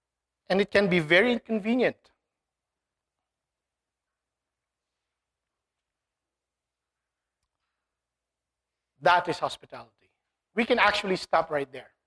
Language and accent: English; Philippines; moved away; when I was young, growing up in the Philippines